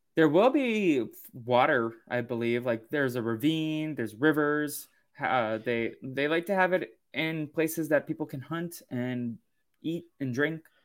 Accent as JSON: {"language": "English", "region": "East Coast", "country": "United States", "tie": "born or raised there", "moved": "yes", "lives_now": "California, United States", "said": "I grew up on the East Coast"}